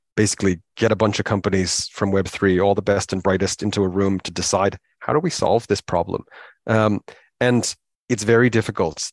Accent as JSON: {"language": "English", "country": "United States", "tie": "born or raised there", "also_born_or_lived": "Hong Kong", "moved": "as an adult", "lives_now": "United Kingdom", "said": "where I grew up in America"}